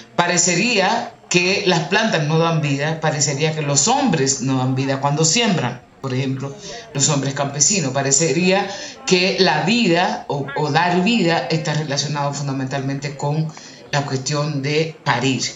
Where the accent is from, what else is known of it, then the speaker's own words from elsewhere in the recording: Dominican Republic; moved away as an adult; now in Colombia; nací en República Dominicana, tengo aquí en Colombia ya 15 años